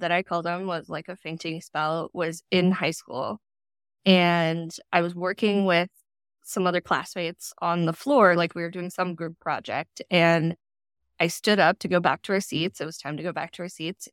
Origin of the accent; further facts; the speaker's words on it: Colorado, United States; moved away as an adult; also born or lived in California / Washington; now in Portland, United States; I was born in California and then Colorado through most of elementary and high school